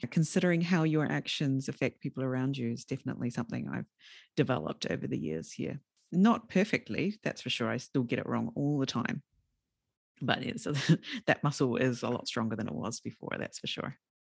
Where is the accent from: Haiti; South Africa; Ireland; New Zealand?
New Zealand; moved away as an adult; also born or lived in Fukushima Prefecture, Japan; now in Fukushima, Japan; when I was a junior high school student, so sort of twelve, thirteen years old in a very rural area of New Zealand